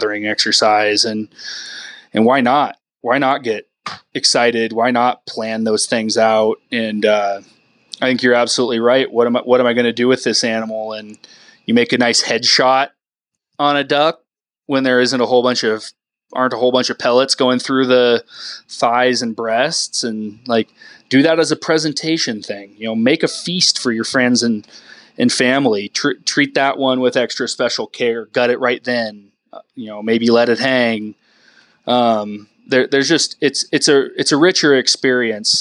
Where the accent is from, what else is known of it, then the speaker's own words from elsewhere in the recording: Whidbey Island, Washington, United States; moved away; I grew up on Whidbey Island, northwest of Seattle